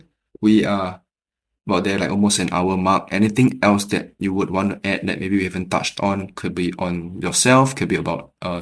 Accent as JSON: {"language": "English", "country": "Singapore", "said": "I'm from Singapore"}